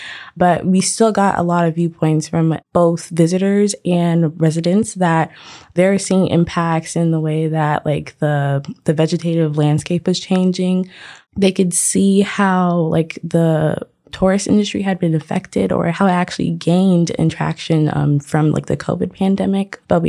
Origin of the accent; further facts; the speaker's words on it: South Florida, United States; I'm born and raised in South Florida.